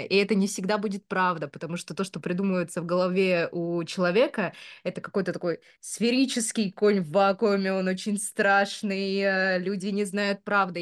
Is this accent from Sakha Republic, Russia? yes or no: no; Omsk, Omsk Oblast, Russia; moved away; Я там родилась э, в Омске, и наоборот, э, знаешь, очень сильно хотела из этого Омска выбраться. Когда я была маленькая